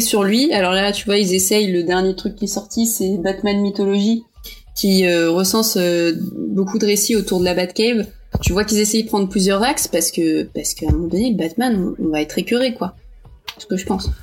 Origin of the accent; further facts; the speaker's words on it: Portugal; je suis portugaise